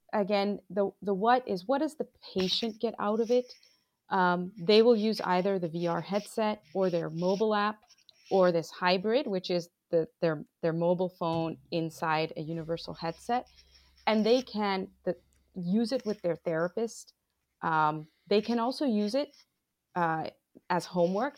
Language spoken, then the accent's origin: English; Bangladesh; moved away as an adult; now in United States; I am originally from Bangladesh. I grew up between the U S and Bangladesh.